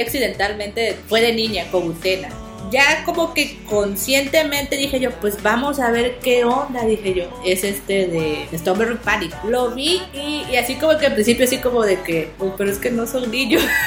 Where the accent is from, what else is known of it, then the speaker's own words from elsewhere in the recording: southeast Mexico, Mexico; Pues yo no soy del centro de la República, yo soy de, acá del sureste.